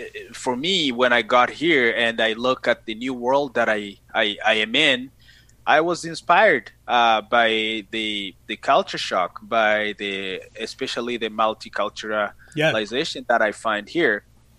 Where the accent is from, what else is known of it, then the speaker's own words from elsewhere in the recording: DR Congo; English is a second language; also born or lived in Canada; now in Winnipeg, Canada; I was born in the Republic Democratic of Congo. Been in Canada for 11 years now.